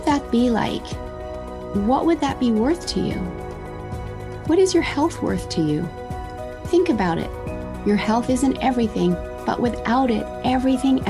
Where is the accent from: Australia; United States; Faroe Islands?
Australia; now in Whistler, Canada; I'm originally Australian